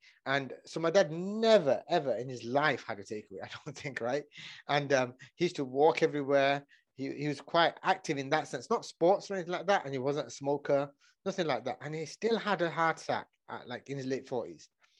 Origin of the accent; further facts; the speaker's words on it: Oldham, North West England, United Kingdom; Yeah. Yeah, Oldham, just outside of Manchester.